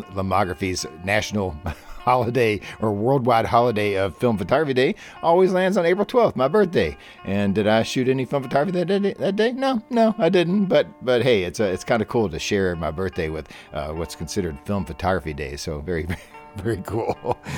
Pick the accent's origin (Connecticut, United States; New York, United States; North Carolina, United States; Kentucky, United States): Kentucky, United States; Louisville; my hometown